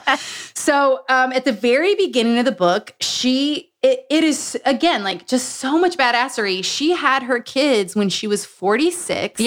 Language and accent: English; the South, United States; I was raised in the South